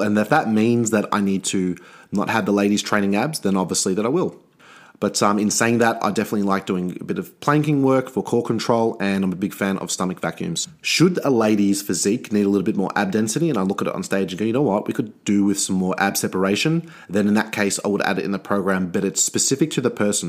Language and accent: English; Australia